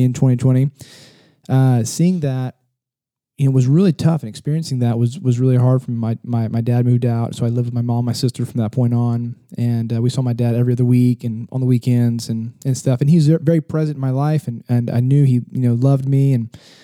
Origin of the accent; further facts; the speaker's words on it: San Antonio, Texas, United States; I'm from just right down the road. In San Antonio, Texas, born and raised